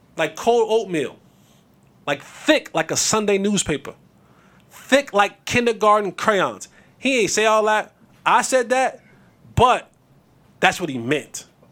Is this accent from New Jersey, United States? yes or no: yes; New Jersey, United States; Growing up in Jersey